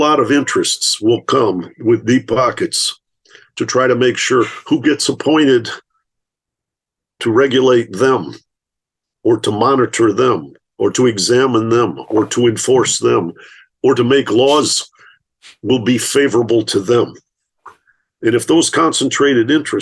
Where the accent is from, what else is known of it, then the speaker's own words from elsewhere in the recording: Michigan, United States; I grew up in Michigan